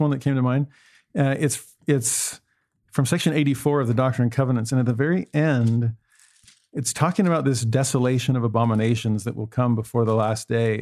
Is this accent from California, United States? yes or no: yes; Los Angeles, California, United States; moved away; also born or lived in Tennessee; I, I grew up in Los Angeles